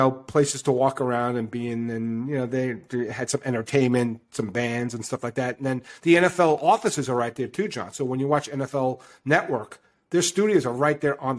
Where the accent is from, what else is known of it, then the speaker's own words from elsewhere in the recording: New York, United States; i don't know what the east side would be because I'm from New York